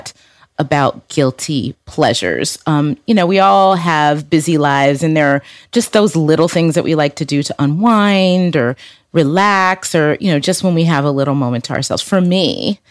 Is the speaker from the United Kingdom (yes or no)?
no; Detroit, Michigan, United States; Detroit, my hometown